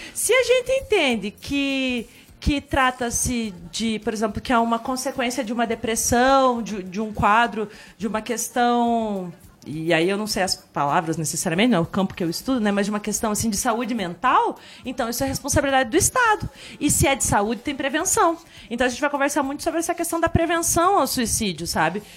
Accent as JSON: {"language": "Portuguese", "town": "Telêmaco Borba", "region": "Paraná", "country": "Brazil", "moved": "yes", "lives_now": "Ponta Grossa, Brazil", "said": "lá em Telemaco morava numa casa com quintalzão, tá, pegava meu violão, curtia um monte. Cheguei aqui em Ponta Grossa"}